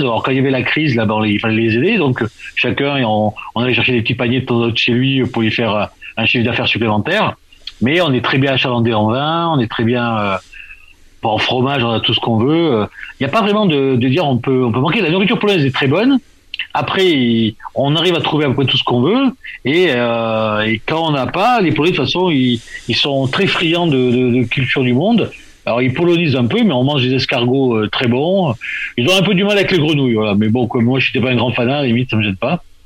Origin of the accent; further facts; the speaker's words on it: France; now in Poland; quand on est français à l'étranger